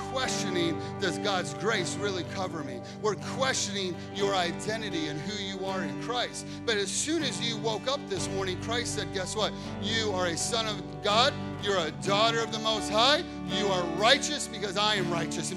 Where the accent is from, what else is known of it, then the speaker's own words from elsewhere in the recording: Chicago, Illinois, United States; I grew up in Chicago.